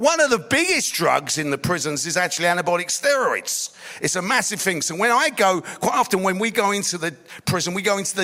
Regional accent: London, United Kingdom; I grew up in East London

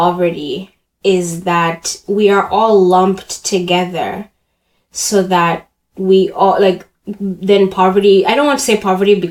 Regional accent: Uganda; now in Canada; I hate saying I grew up in Canada because I was already like a fully developed human when I moved here. I was active in the Ugandan community

